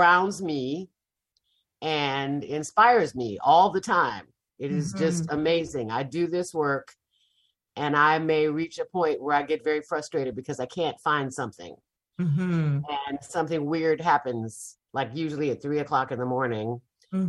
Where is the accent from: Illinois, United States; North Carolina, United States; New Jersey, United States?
Illinois, United States; Chicago; now in Mississippi, United States; And I did not grow up here. I grew up in Chicago.